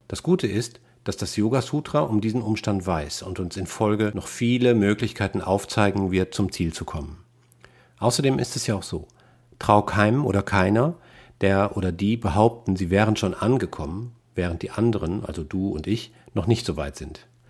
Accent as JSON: {"language": "German", "region": "Rhineland", "country": "Germany", "also_born_or_lived": "Westphalia", "said": "Als Rheinländer mit westfälischem Migrationshintergrund"}